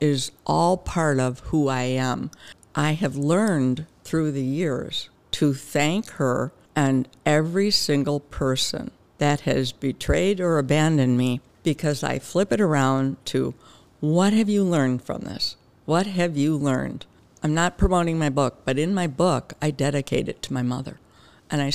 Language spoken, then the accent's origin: English; Wauwatosa, Wisconsin, United States; also born or lived in Brookfield, Wisconsin; I grew up in Wauwatosa until 5th grade. My mother and my stepfather moved to Brookfield, and I went from, I guess it was 6th grade, until I barely graduated from high school in Brookfield